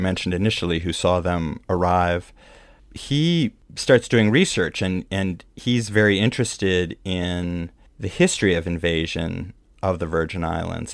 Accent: Midwest, United States; now in New York, United States; a Midwesterner who used to do tornado drills when I was growing up

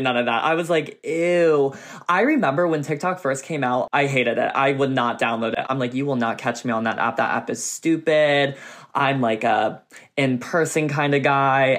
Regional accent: Kennett Square, Pennsylvania, United States; moved away as an adult; now in Los Angeles, United States; I'm from um, a small town called Kennett Square, Pennsylvania. It's a mile by a mile wide because it's a square

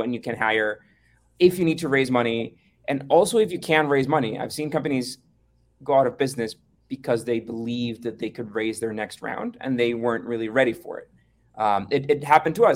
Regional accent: Costa Rica; we're from Costa Rica

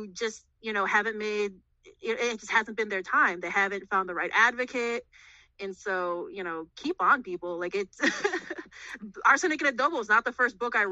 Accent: Chicago, Illinois, United States; I was born and raised in Chicago, but I currently live in the burbs

